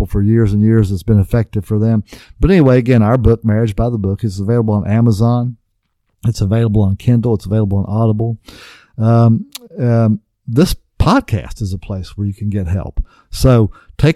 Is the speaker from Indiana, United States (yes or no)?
no; West Virginia, United States; I grew up in West Virginia on a farm.